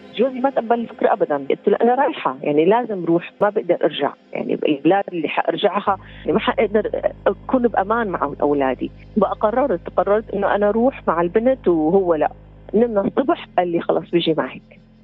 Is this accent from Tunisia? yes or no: no; Syria; moved away as an adult; also born or lived in Lebanon / Bali, Indonesia